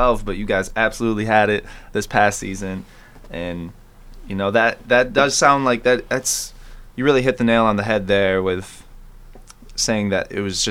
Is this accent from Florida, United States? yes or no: no; East Lansing, Michigan, United States; I grew up here in East Lansing